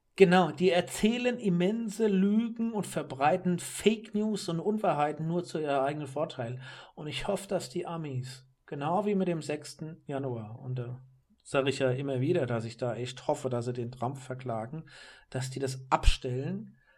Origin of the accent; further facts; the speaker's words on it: Germany; als Europäer hier oder gerade als Deutscher